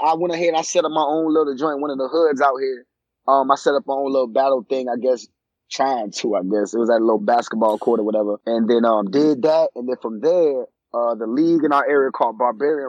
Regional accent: Georgia, United States; I grew up in Georgia

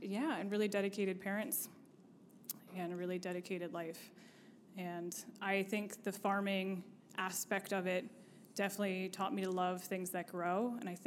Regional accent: Shippensburg, Pennsylvania, United States; moved away as an adult; now in Harrisburg, United States; I grew up in Shippensburg on a dairy farm

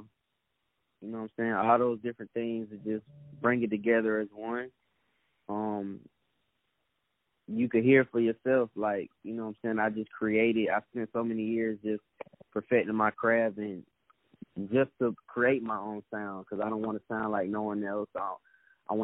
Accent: Atlanta, Georgia, United States; also born or lived in Pittsburgh, Pennsylvania; I'm from Atlanta, Georgia. I moved here when I was 3 years old from Pittsburgh, Pennsylvania

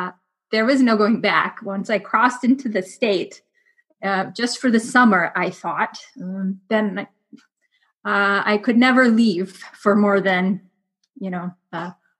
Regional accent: northern Minnesota, United States; now in Alaska, United States; growing up in Minnesota, northern Minnesota does have some dog races.

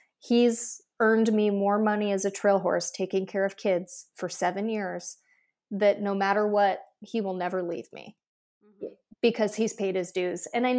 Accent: Midwest, United States; as you and I know growing up in the Midwest

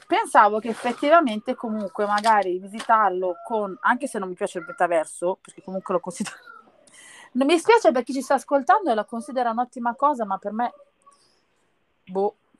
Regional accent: province of Naples, near Sorrento, Campania, Italy; sono nata nella provincia di Napoli e vicino a Sorrento

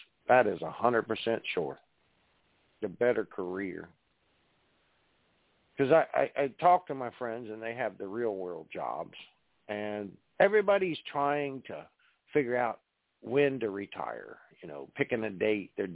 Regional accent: Parkersburg, West Virginia, United States; I grew up in Parkersburg, West Virginia.

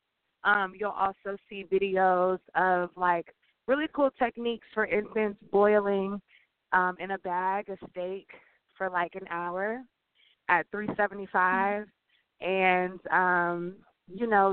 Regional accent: Louisiana, United States; I'm from Louisiana

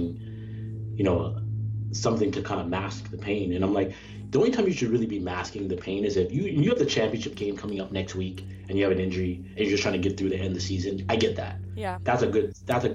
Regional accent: Canada; now in United States; growing up in Canada, switching from the Canadian healthcare system to the American healthcare system

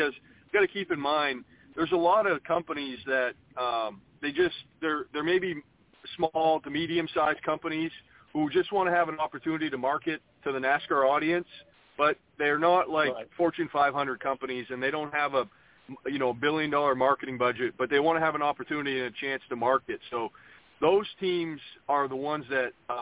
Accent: Maine, United States; My home state is a place that I spent quite a few years growing up

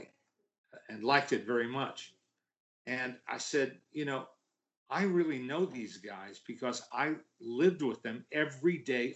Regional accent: the New York area, United States; I grew up in the New York area

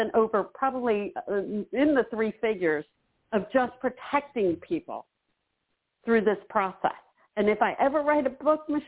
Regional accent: Philadelphia, Pennsylvania, United States; I was born in Philadelphia

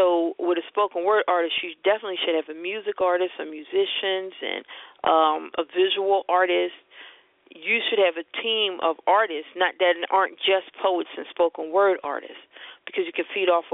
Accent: Philadelphia, Pennsylvania, United States; We're from Philadelphia

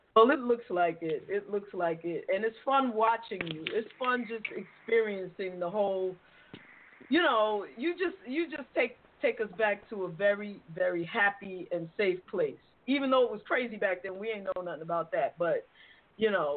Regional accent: New York City, New York, United States; I'm from the Bronx. I'm from the Boogie Down

